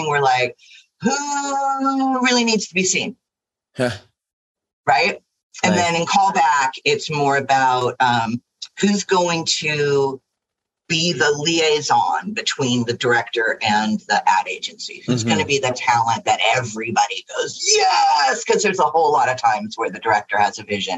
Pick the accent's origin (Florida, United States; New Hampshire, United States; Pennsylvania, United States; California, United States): California, United States; Los Angeles; also born or lived in New York / London; I grew up in Pacific Palisades, which was a lot different in the 70s than it is now